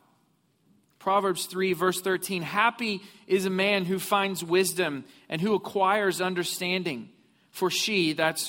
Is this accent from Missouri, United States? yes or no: yes; Missouri, United States; moved away; I grew up in Missouri